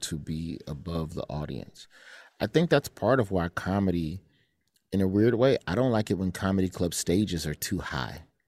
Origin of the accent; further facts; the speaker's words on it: Alabama, United States; moved away; I was raised in Alabama